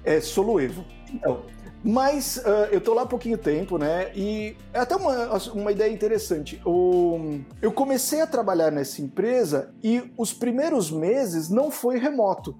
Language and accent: Portuguese; São Paulo, Brazil; eu sou, eu sou de São Paulo, tô aqui na Moca